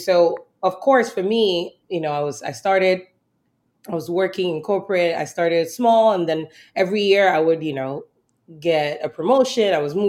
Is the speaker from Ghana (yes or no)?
yes; southern Ghana, Ghana; moved away; growing up in Ghana, food was just something everybody did